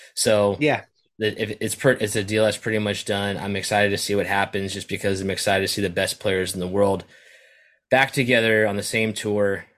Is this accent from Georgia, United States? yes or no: no; California, United States; as a Californian